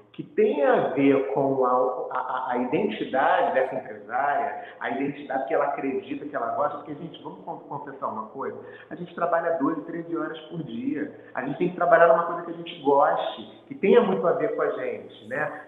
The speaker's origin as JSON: {"language": "Portuguese", "country": "Brazil", "said": "somos brasileiros"}